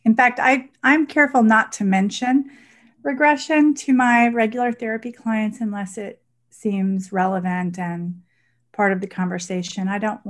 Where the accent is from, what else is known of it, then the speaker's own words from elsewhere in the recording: Dallas, Texas, United States; also born or lived in Milan, Italy; I grew up partly in Dallas and partly in Italy, in Milan.